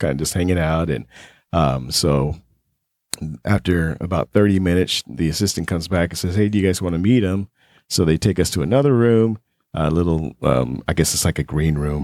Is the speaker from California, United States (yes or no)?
no; Las Vegas, Nevada, United States; growing up in Vegas, you meet a lot of celebrities